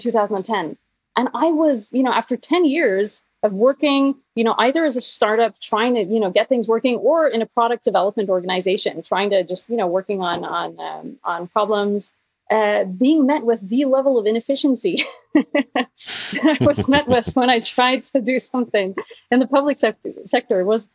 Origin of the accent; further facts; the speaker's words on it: Norway; I am Norwegian, or I'm half American technically, I guess, but I'm a Norwegian developer